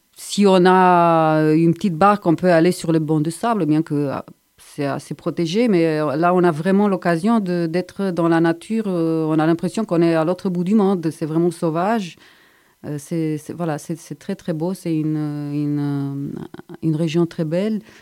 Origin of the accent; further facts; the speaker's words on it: Bucharest, Romania; moved away as an adult; also born or lived in Strasbourg, France / Montpellier, France; now in Montpellier area, France; Je viens de Bucarest en Roumanie